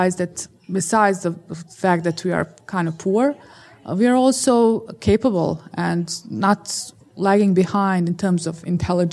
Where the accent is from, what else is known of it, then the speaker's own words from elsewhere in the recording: Bosnia & Herzegovina; I grew up in Bosnia